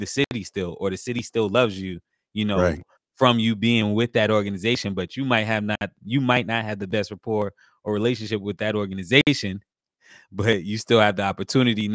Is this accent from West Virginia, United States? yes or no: no; New York, United States; me being the New Yorker that I am